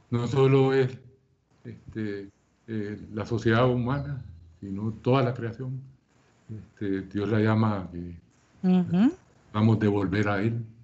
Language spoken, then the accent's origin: Spanish; Carolina, Puerto Rico; born or raised there; moved away as an adult; also born or lived in United States / Costa Rica / Mexico / El Salvador; now in Guatemala City, Guatemala